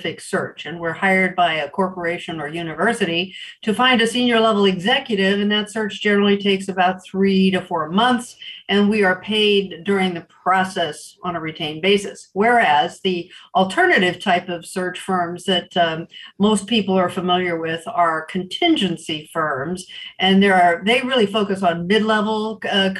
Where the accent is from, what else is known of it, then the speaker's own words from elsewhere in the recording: Los Angeles, California, United States; I grew up in Los Angeles